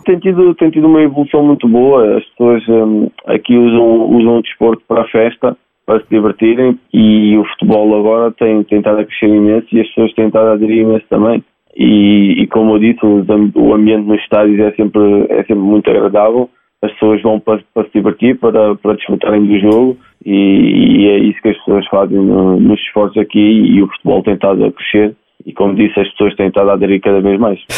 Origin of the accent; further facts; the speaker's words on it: Portugal; moved away as an adult; now in United States; sou português e sinto orgulho